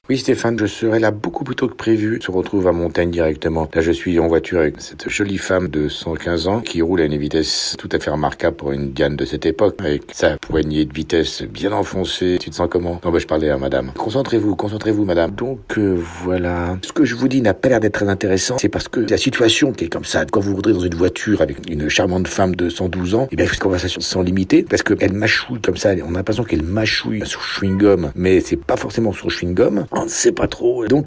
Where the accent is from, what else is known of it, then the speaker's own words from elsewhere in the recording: Belgium; Parce que moi en tant que Belge, je connais Paris, mais je connais pas, pas Paris.